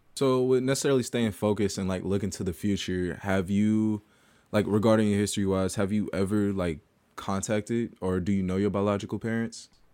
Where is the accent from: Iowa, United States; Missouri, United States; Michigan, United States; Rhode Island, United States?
Missouri, United States; St. Louis; now in Columbia, United States; I'm a sophomore from St. Louis, Missouri, studying photojournalism here at Mizzou.